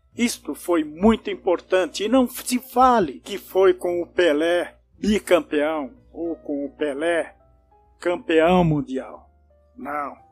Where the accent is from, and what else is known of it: Brazil